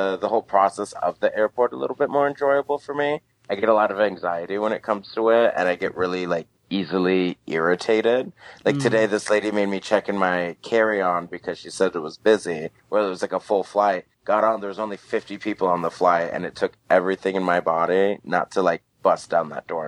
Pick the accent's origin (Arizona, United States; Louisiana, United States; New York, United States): Arizona, United States; Glendale; also born or lived in Goodyear, Arizona / Litchfield Park, Arizona / Phoenix, Arizona; I'm originally from Glendale, Arizona. I grew up there pretty much my entire life.